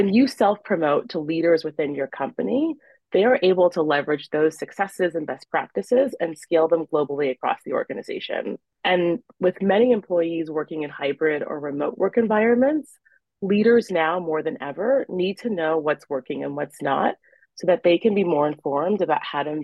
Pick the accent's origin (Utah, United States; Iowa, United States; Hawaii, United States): Iowa, United States; Iowa City; also born or lived in Nigeria; when you are a child growing up in Iowa City, Iowa, as I did